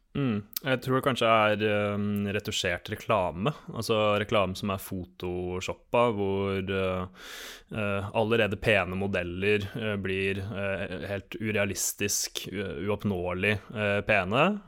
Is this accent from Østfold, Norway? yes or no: yes; Sarpsborg, Østfold, Norway; moved away; Var hjemme i Sarpsborg og så onkelbarna gå i tog